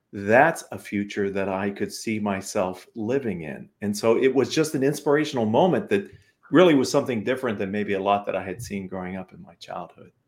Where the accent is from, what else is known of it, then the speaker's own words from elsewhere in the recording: Western Pennsylvania, United States; moved away; When I was in high school, I come from Western Pennsylvania, blue collar family. My dad was a steel worker.